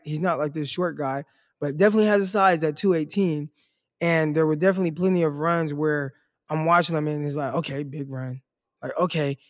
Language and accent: English; Stockton, California, United States; Stockton, obviously my hometown, two oh nine